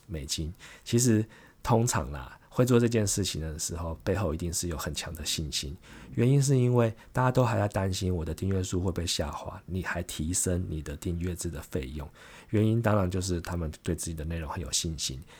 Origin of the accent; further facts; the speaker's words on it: Taiwan; 我们台湾人